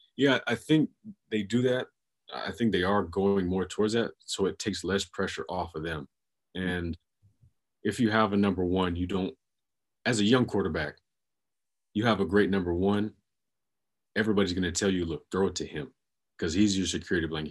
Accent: Jacksonville, Florida, United States; I'm from Jacksonville

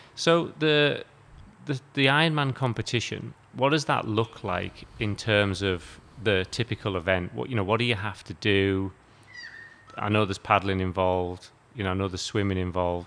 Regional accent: United Kingdom; now in Australia; I come from the UK

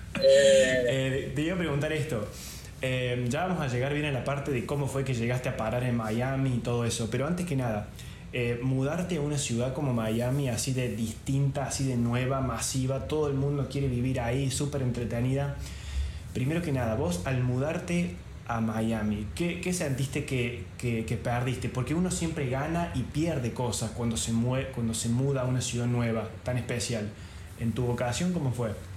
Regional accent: Córdoba, Argentina; moved away as an adult; now in Venice, Italy; los dos somos de Córdoba Capital

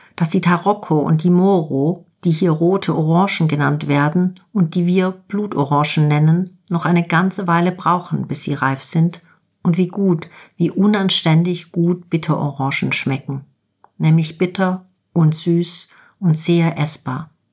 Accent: Germany; bei uns in Deutschland

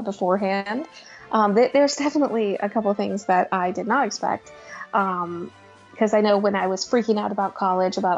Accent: Boston, Massachusetts, United States; moved away as an adult; also born or lived in Orlando; I grew up in Boston, so I was going to go to college in Boston

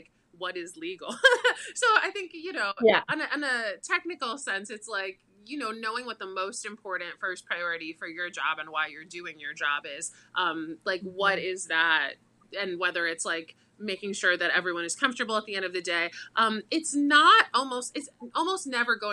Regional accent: Boca Raton, Florida, United States; I grew up in Boca Raton, so South Florida.

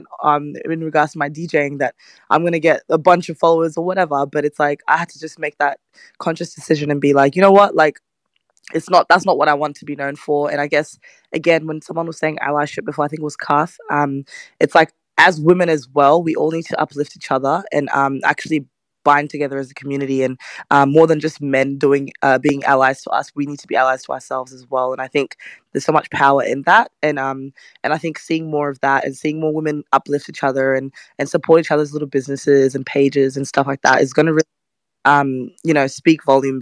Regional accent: Australia; I'm from Australia

